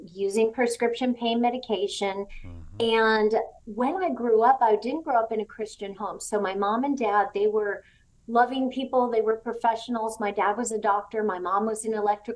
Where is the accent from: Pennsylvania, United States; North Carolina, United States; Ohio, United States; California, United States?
California, United States; Southern; moved away as an adult; also born or lived in Tennessee; I grew up in Southern California